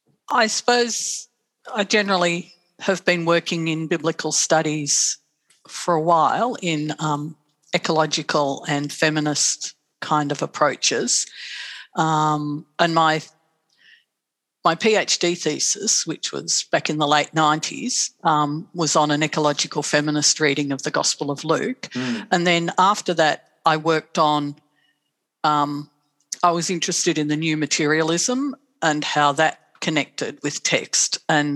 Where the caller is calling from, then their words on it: Melbourne, Victoria, Australia; I'm joining you from Boonwurrung country on in Bayside, Melbourne, Naam.